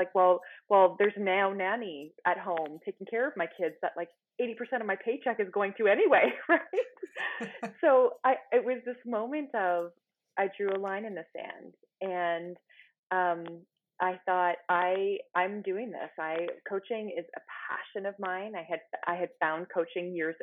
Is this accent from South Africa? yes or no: no; Ottawa, Ontario, Canada; I am from Ottawa, Canada